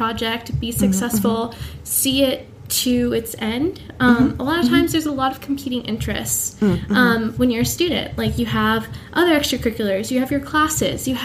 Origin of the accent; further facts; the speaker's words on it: Washington, District of Columbia, United States; moved away as an adult; I'm returning back home to my hometown of Washington, D.C. I grew up